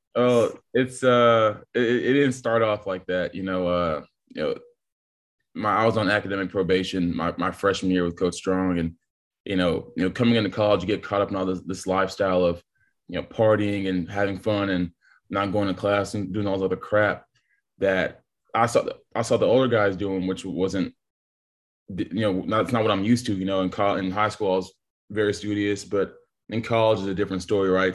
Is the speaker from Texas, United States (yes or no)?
yes; Texas, United States; I was born and raised in Texas